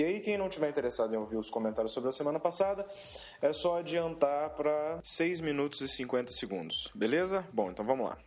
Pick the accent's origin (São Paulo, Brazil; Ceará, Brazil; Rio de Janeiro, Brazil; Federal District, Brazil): Federal District, Brazil; Brasília; a gente é aqui de Brasília